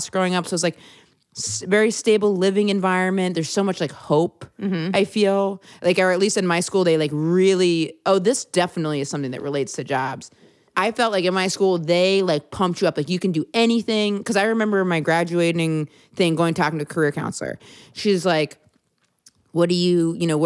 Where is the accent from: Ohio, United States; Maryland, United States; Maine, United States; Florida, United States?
Maine, United States; Blue Hill; moved away; I'm from Blue Hill, Maine